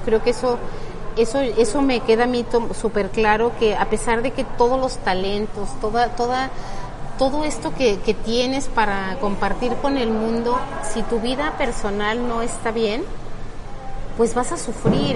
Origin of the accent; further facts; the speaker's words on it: Mexico; nuestro país y mucho para nuestra cultura como mujeres mexicanas